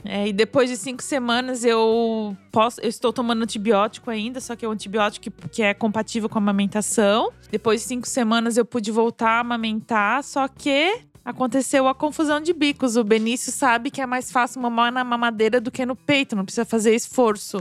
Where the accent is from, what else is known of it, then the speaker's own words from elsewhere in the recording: Brazil; now in Germany; eu sou brasileira